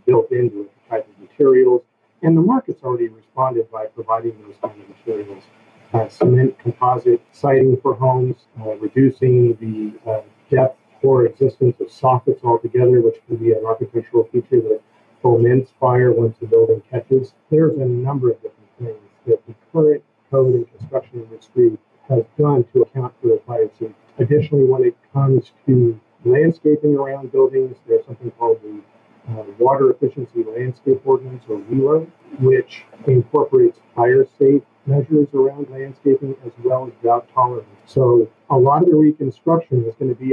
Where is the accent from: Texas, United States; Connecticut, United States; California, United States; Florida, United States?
California, United States; Petaluma; my hometown of Petaluma